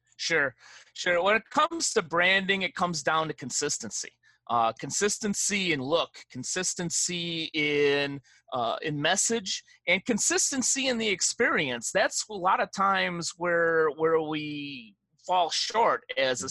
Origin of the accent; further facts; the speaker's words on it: Chicago, Illinois, United States; moved away; I am a Chicago guy through and through